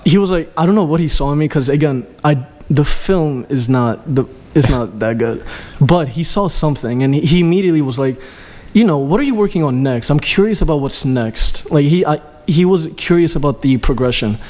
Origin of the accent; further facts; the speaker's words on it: Greece; moved away; my father is Albanian. My mom is Greek. I grew up in Greece